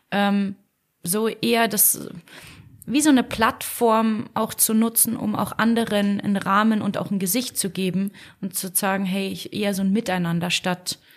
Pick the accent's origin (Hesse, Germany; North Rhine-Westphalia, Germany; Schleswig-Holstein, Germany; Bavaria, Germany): Bavaria, Germany; Munich; born there; Ja, ich bin gebürtige Münchnerin.